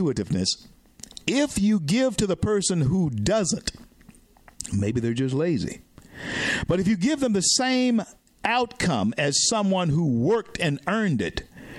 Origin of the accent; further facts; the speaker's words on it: the South, United States; a young Negro boy growing up in the South at that time